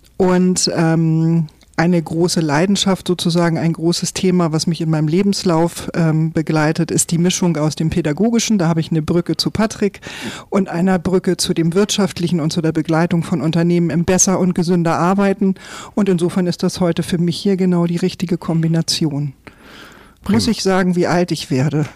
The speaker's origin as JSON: {"language": "German", "town": "Eckernförde", "region": "Schleswig-Holstein", "country": "Germany", "said": "Ich komme aus Eckernförde"}